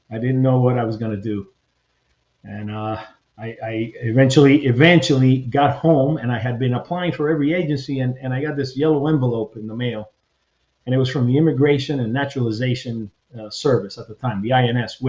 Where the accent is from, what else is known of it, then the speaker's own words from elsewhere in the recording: Hialeah, Florida, United States; first language Spanish; English is a second language; moved away as an adult; I grew up in Miami, Hialeah, you know, it was mainly all Cuban Spanish